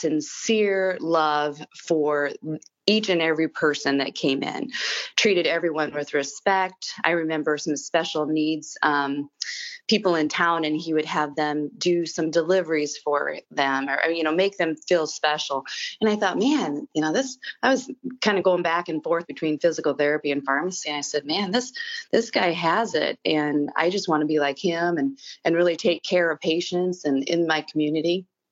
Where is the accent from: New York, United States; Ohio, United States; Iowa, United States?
Iowa, United States; Ottawa; moved away; also born or lived in Ashland, Nebraska; I grew up in Ottawa, Iowa.